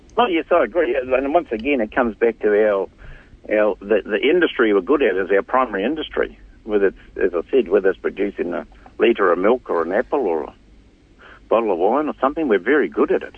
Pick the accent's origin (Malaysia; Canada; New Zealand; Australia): New Zealand; Hokianga, Northland; I'm from the Hokianga, I'm born in the Hokianga